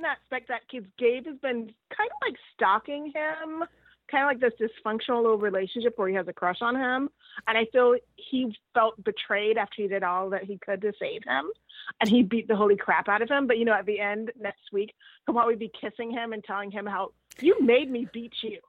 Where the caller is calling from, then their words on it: Los Angeles, California, United States; I'm in Los Angeles.